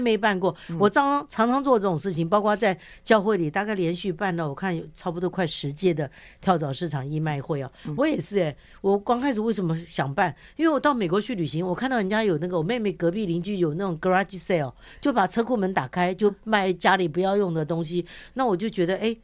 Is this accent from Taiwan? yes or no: yes; Taiwan; also born or lived in mainland China; 我一出生，呃，爸爸就在大陆打仗就为国捐躯了嘛，所以我跟妈妈带着我逃到台湾来以后，我从小在那样一个环境，一个整个家族当中长大